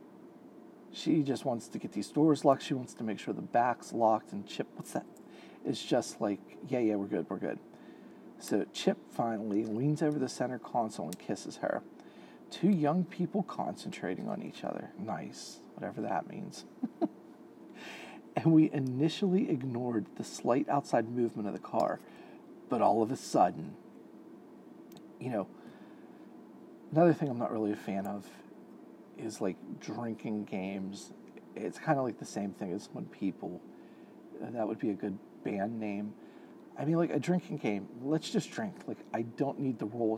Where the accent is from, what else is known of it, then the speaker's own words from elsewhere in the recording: Pittsburgh, Pennsylvania, United States; I'm from Pittsburgh, Pennsylvania